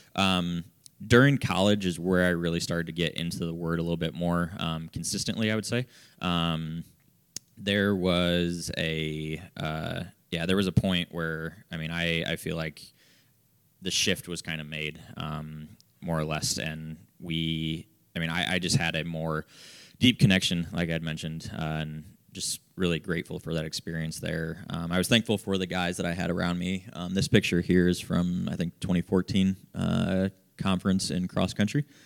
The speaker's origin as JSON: {"language": "English", "town": "Fort Wayne", "region": "Indiana", "country": "United States", "tie": "born or raised there", "also_born_or_lived": "Marion, Indiana", "said": "I grew up in Fort Wayne"}